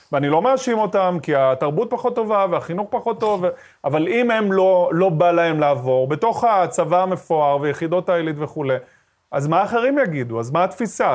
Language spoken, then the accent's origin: Hebrew; Ashkelon, Southern District, Israel; also born or lived in Sderot; כשאני גדלתי באשקלון, במשפחה דתית, ימנית, מזרחית